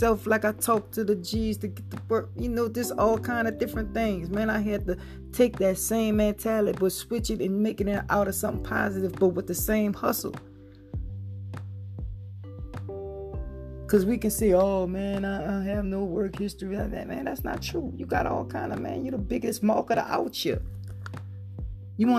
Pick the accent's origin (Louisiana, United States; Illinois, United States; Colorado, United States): Louisiana, United States; Harvey; I'm from Harvey, Louisiana, man. Up the street, Griffith Street, Esther Lodge Street, in the back.